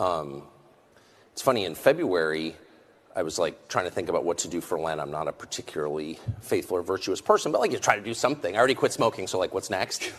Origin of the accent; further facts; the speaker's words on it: United States; I'm American